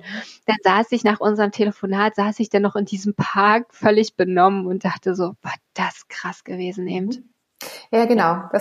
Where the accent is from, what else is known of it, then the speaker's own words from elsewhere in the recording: Berlin, Germany; Du bist ja aus ja. Hamburg, ich bin aus Berlin.